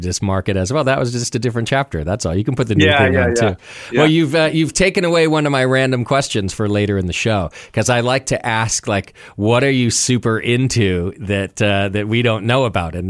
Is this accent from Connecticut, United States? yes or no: yes; Connecticut, United States; moved away; By the way, I'm originally from Connecticut.